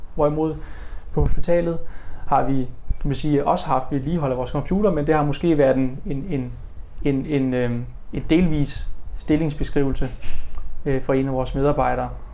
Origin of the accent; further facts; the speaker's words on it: Denmark